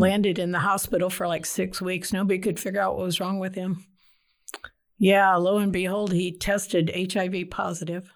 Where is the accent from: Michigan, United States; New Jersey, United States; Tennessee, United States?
Michigan, United States; Detroit; moved away as an adult; now in Texas, United States; I grew up in Detroit, South Side. I'm a downriver kid